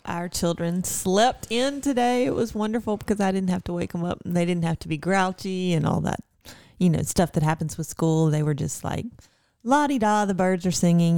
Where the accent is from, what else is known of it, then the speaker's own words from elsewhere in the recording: Mississippi, United States; I am from Mississippi